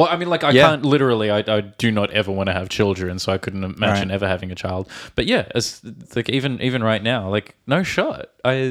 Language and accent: English; Australia; from Australia.